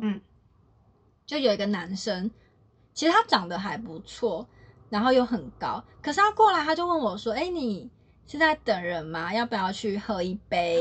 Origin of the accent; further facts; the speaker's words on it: Taiwan; moved away; 我是台湾来的嗯。然后我有跟他说我的日文其实没有到那么好，可是一般正常的聊天是可以的